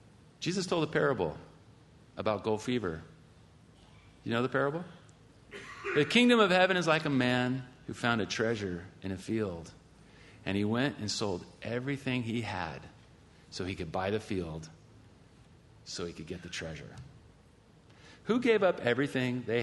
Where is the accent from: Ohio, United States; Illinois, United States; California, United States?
California, United States; I'm from California.